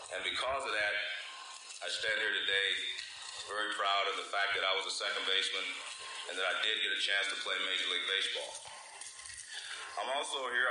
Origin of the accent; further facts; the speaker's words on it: Oakland, California, United States; grew up in Oakland